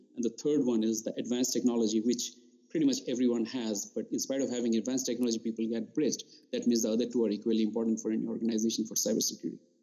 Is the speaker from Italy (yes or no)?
no; Tripura, India; moved away as an adult; also born or lived in Rourkela, India; now in United States; I grew up in India. I did my schooling in Eastern part in uh, Tripura